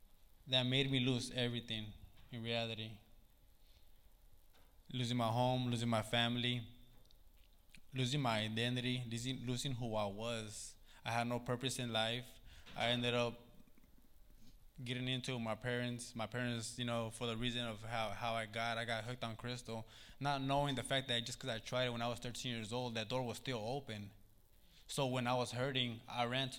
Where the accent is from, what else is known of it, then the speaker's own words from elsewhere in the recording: Sacramento, California, United States; Growing up in South Sac, Meadowview, man, it was hard